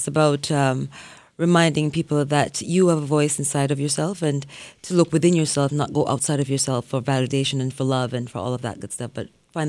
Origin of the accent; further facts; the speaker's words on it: Jamaica; I grew up in Jamaica with my grandparents, and they were strict Christians